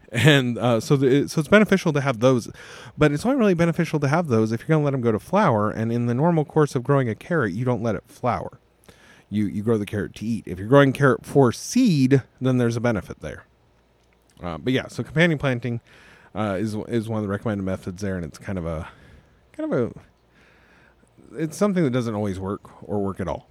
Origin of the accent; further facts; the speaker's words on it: Las Vegas, Nevada, United States; I also wasn't born in Tennessee, but I was born in Las Vegas.